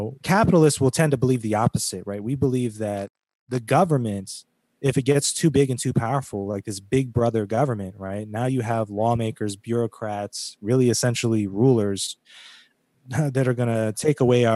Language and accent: English; California, United States; moved away; I spent a portion of my youth growing up in California